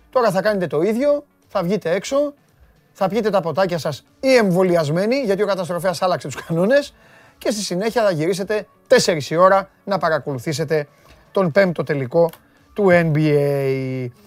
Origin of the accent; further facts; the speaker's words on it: Greece; εμείς είμαστε Έλληνες